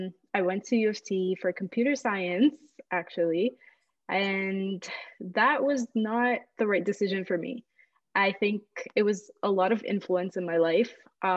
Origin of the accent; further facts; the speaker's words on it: Saudi Arabia; moved away as an adult; also born or lived in Egypt; now in Canada; I was born in Egypt to two Egyptian parents, and I grew up in Saudi Arabia for pretty much all of my life until I was 18, graduated from high school there. And then I moved to Canada in 2015